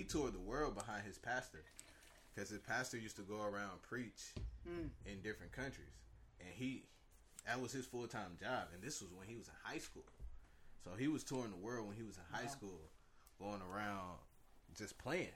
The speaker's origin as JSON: {"language": "English", "town": "Wilson", "region": "North Carolina", "country": "United States", "tie": "born or raised there", "moved": "yes", "lives_now": "Bay Area, United States", "said": "I was, grew up in Wilson, North Carolina."}